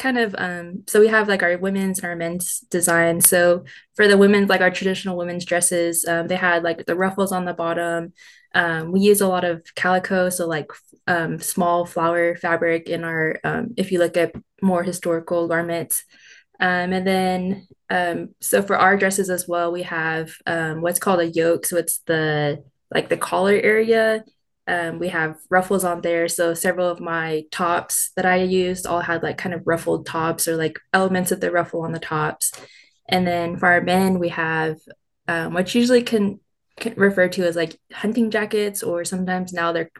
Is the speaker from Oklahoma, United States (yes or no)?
yes; Sapulpa, Oklahoma, United States; now in Oklahoma City, United States; I grew up in Sepulpa, Oklahoma